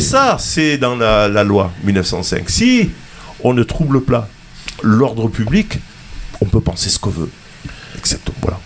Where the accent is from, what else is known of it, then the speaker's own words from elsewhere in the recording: southern France, France; du côté de chez nous, dans le sud